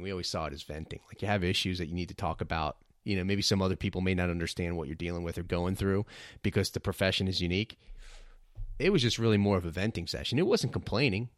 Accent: New York City, New York, United States; also born or lived in New Jersey; I was born in Brooklyn, New York, and I consider myself a New Yorker, even though I spent a lot of time growing up and living in New Jersey

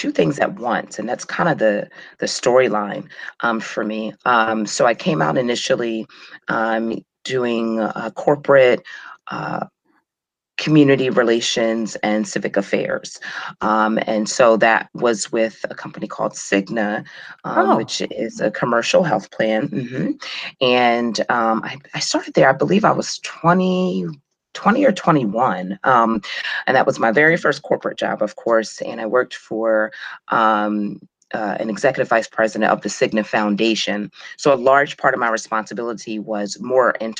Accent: Clayton, New Jersey, United States; I grew up in Southern New Jersey, right outside of Philadelphia, maybe about 15 minutes outside of Philadelphia

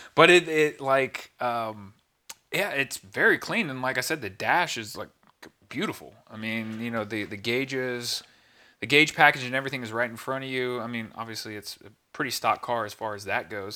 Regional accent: Houston, Texas, United States; growing up in Houston

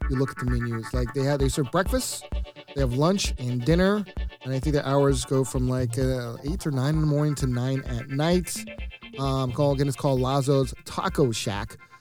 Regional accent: Kentucky, United States; I was born in Kentucky

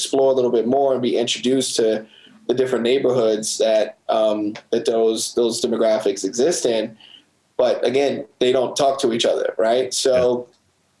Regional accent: Baltimore, Maryland, United States; also born or lived in Southern California; I was born in Baltimore, but I moved to California when I was 8 or something like that and stayed there till I was 12.

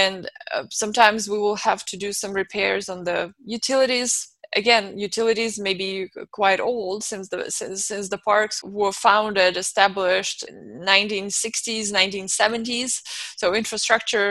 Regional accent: Moscow, Russia; moved away as an adult; now in United States; I was born and raised in Moscow, Russia, and I came here now 14 years ago

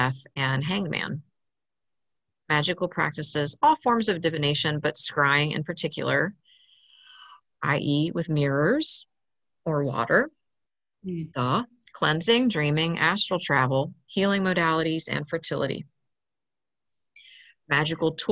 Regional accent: Maryland, United States; moved away; I grew up in Maryland on the Chesapeake Bay

